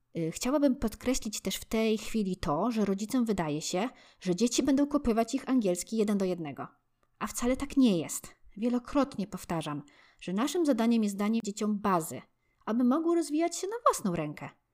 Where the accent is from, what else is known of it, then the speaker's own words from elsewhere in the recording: Poland; jako Polacy